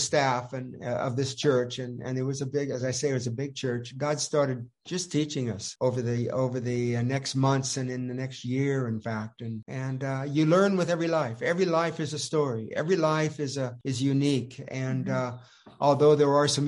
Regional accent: Petaluma, California, United States; also born or lived in Austria; Linda and I grew up in Northern California, Petaluma, Santa Rosa area

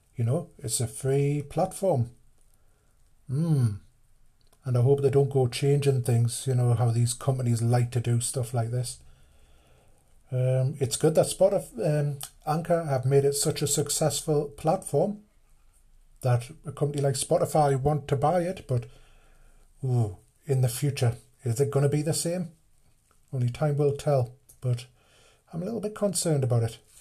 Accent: United Kingdom; British, being British

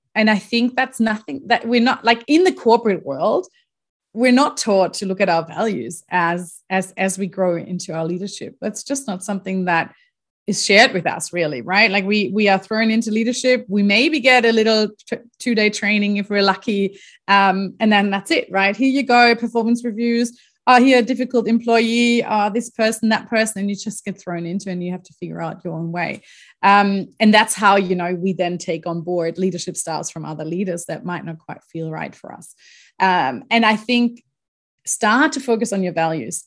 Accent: Germany; moved away as an adult; also born or lived in Australia; I'm originally from Germany. That's where I grew up. Um, pretty much lived there until I was twenty-three years

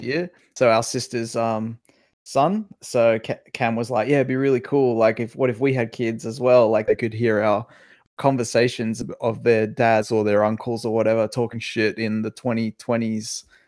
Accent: Macau; moved away; we grew up in Macau. We sort of had our formative years in Macau

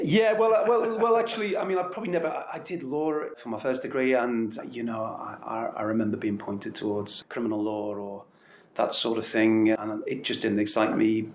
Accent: Liverpool, North West England, United Kingdom; I was born in Liverpool, and that may say everything you need to know. Um, I, am uh, a product of that environment

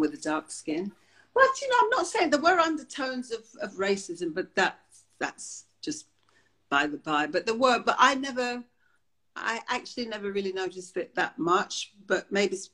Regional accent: London, United Kingdom; also born or lived in Jamaica / Willesden / Shepherd's Bush; I was brought up in the family home in Wembley, opposite Wembley Stadium.

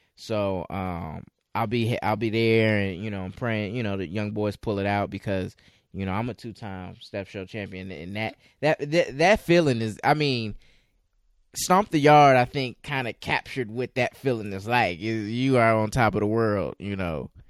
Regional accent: Chicago, Illinois, United States; I'm from the Chicagoland area

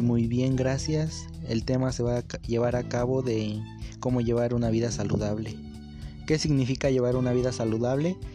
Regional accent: Mexico City, Mexico; soy de la Ciudad de México

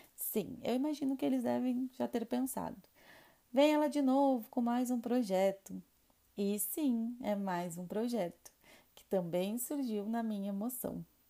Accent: Rio Grande do Sul, Brazil; now in Minas Gerais, Brazil; sou gaúcha

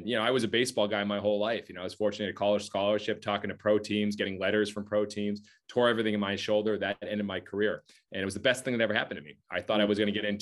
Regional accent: Massachusetts, United States; I grew up in Massachusetts

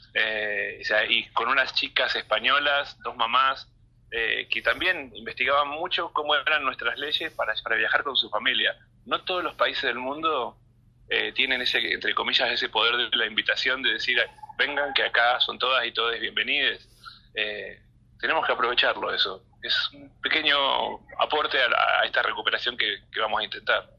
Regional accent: Argentina; estamos viviendo como argentinos

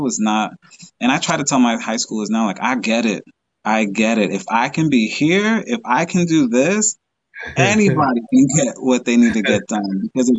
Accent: Dominican Republic; now in Long Island, United States; I'm from the Dominican Republic, so I love going there. But to be honest, I like to go home. I'm away from my family, so going back home to New York, Long Island, that's always a fun time for me.

